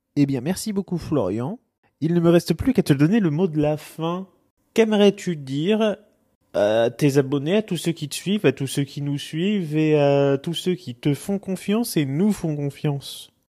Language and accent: French; Tours, Centre-Val de Loire, France; moved away; also born or lived in Rouen; c'est la ville de mon enfance où je suis à laquelle je suis vraiment profondément attaché depuis toujours. Faut savoir que moi, quand je quittais Rouen, quand j'étais petit pour retourner à Tours où j'habitais